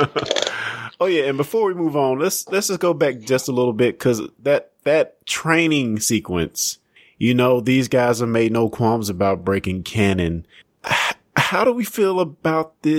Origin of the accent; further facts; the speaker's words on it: Sontag, Mississippi, United States; I might say I'm from Brookhaven, but I'm really from Suntag